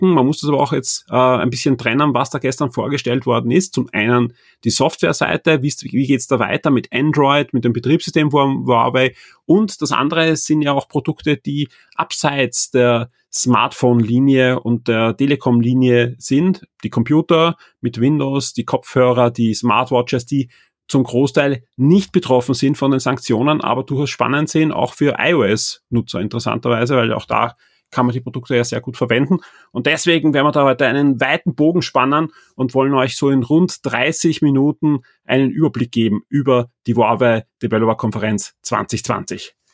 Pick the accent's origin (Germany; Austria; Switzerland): Austria